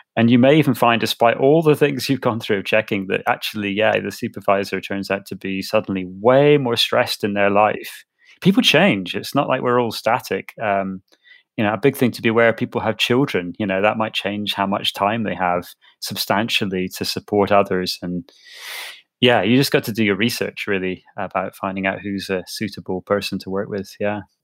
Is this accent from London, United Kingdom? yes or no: no; Edinburgh, Scotland, United Kingdom; I grew up in Edinburgh